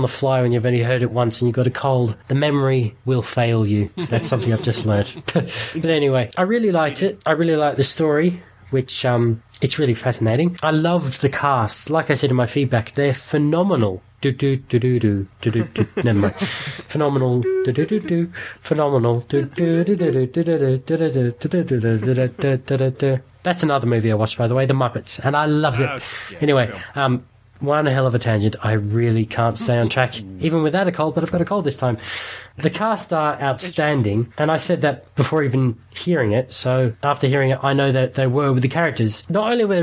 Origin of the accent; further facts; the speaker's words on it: Australia; I'm saying this as an Aussie